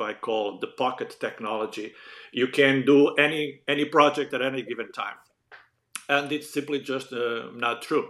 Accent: Portugal; English is a second language; moved away; back then in Portugal, we were huge fans of the matinees

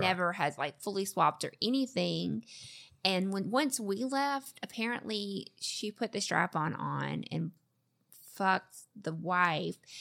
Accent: the South, United States; I'm from the South

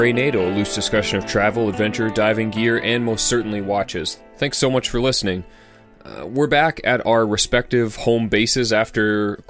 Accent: Canada; we made it to 10 degrees, which is pretty far south for a Canadian.

